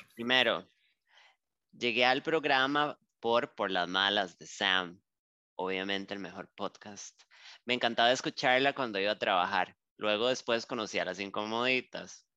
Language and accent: Spanish; Costa Rica; yo aquí en Costa Rica